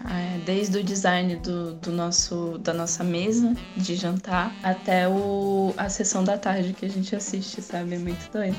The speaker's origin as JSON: {"language": "Portuguese", "region": "São Paulo", "country": "Brazil", "tie": "born or raised there", "moved": "as an adult", "lives_now": "Aracaju, Brazil", "said": "eu vim da, da periferia de São Paulo e, e lá eu entrei em contato com a, as fábricas de cultura. Eu já estava lá no, na minha adolescência"}